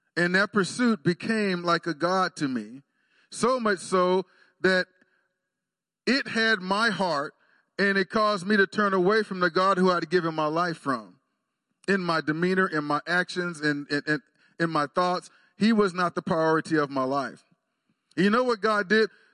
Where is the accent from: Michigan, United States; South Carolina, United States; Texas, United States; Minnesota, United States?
Texas, United States; Waxahachie; moved away as an adult; now in Stillwater, United States; I went home, back to my hometown of Waxahachie